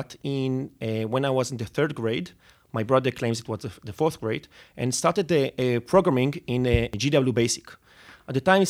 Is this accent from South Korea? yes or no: no; Netanya, Central District, Israel; So I grew up in Netanya. Netanya is like 30 kilometers north of Tel Aviv.